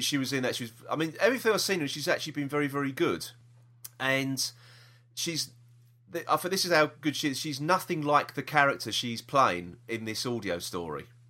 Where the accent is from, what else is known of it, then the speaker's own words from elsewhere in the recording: London, United Kingdom; we are from South East London